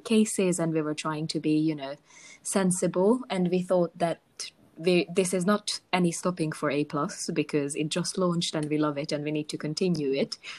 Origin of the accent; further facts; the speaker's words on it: Hungary; I'm from Hungary